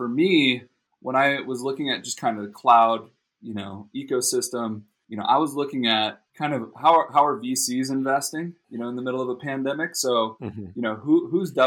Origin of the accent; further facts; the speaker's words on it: Costa Mesa, California, United States; born and raised in Orange County in Newport, Costa Mesa area